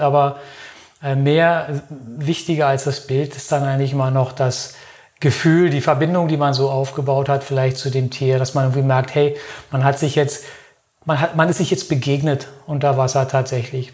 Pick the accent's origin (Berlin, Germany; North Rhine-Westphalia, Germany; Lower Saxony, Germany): Berlin, Germany; now in Lörrach, Germany; Ich komme eigentlich aus Berlin